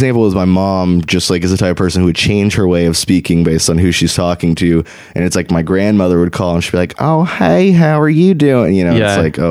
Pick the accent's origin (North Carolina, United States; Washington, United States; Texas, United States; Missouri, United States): Texas, United States